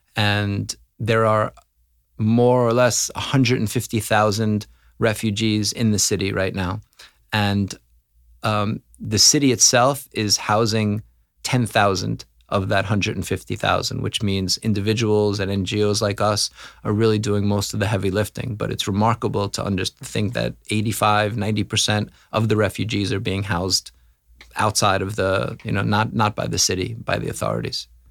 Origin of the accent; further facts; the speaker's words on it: New York City, New York, United States; now in Krakow, Poland; I am from New York City. I grew up in Forest Hills, Queens